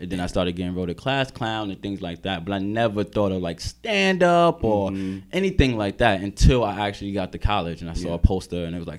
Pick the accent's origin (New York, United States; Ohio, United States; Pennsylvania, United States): New York, United States; Bronx; Just growing up in the Bronx, I wanted to go away, but I didn't want to be in the middle of nowhere.